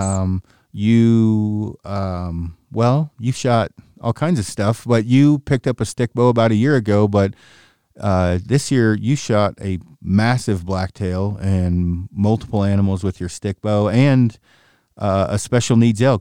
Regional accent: Oregon, United States; moved away as an adult; also born or lived in Silverdale, Washington / Port Townsend, Washington; I'm from Oregon originally

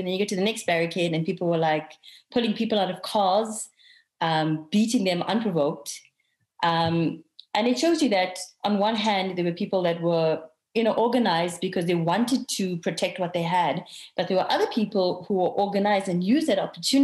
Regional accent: Durban, KwaZulu-Natal, South Africa; I also have family from Durban. I'm also from Durban.

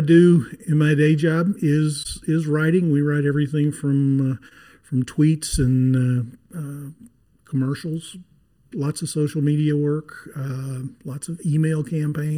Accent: Amarillo, Texas, United States; now in Fort Worth, United States; I'm a native Texan. I was born in Amarillo and have lived just west of Fort Worth for about the last 25 years.

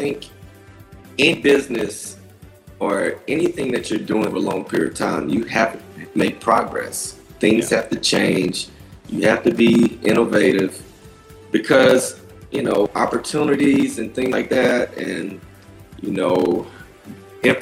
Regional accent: Folkston, Georgia, United States; moved away; I grew up in Folkston

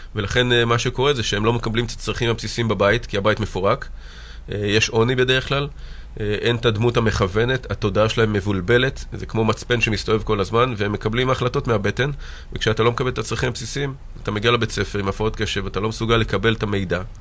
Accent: Mitzpe Ramon, Southern District, Israel; נולדתי במצפה רמון, גדלתי שם והתחנכתי שם

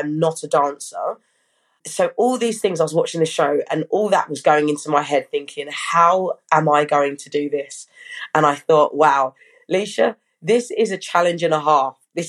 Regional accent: Brockham, South East England, United Kingdom; also born or lived in Hampshire; So yeah, from young I lived in Surrey in a place called Brockham or Dorking.

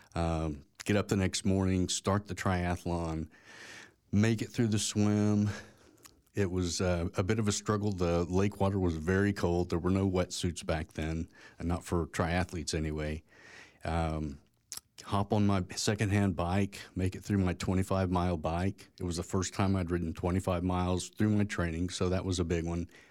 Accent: Tulsa, Oklahoma, United States; also born or lived in Edmond, Oklahoma; I grew up in Tulsa, Oklahoma

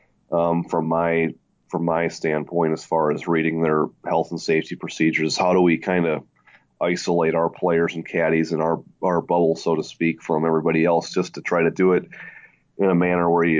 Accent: Fargo, North Dakota, United States; moved away as an adult; I grew up in Fargo, North Dakota

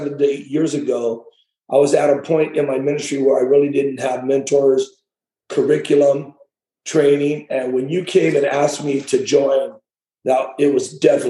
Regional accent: Hollister, California, United States; I was born and raised in Hollister.

